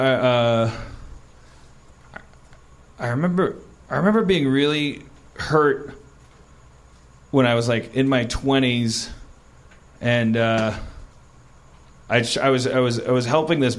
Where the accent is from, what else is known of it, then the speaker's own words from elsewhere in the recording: Wisconsin, United States; moved away; I'm from Wisconsin